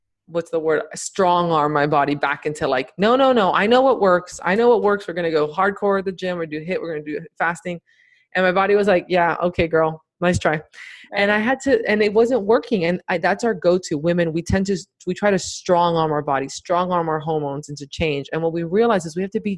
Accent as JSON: {"language": "English", "town": "Miami", "region": "Florida", "country": "United States", "tie": "born or raised there", "said": "I grew up in Miami."}